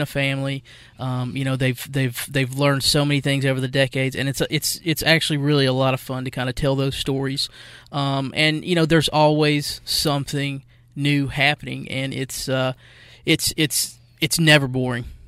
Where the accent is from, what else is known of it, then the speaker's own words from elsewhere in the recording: West Jefferson, North Carolina, United States; moved away as an adult; also born or lived in Gastonia, North Carolina; now in Spartanburg, United States; in my hometown at the Jefferson Post, uh, in West Jefferson, North Carolina